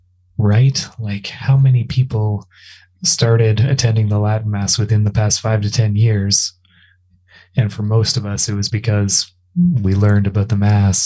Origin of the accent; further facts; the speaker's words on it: Canada; I'm Canadian, so maple syrup.